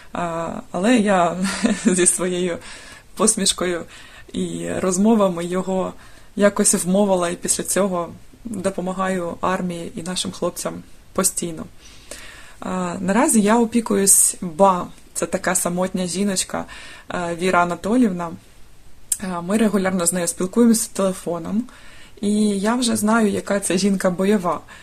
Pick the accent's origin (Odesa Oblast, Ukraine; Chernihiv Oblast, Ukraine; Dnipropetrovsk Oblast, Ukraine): Dnipropetrovsk Oblast, Ukraine; Dnipro; мені 37 років, я з Дніпра.